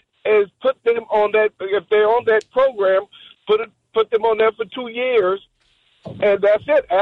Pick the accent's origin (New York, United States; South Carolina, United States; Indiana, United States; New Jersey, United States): South Carolina, United States; Hollywood; now in Philadelphia, United States; technically, I'm from Hollywood, South Carolina.